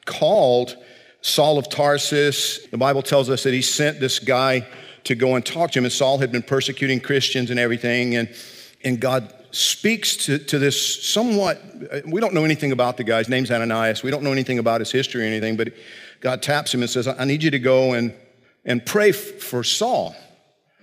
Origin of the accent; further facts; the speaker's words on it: South Georgia, United States; I grew up in South Georgia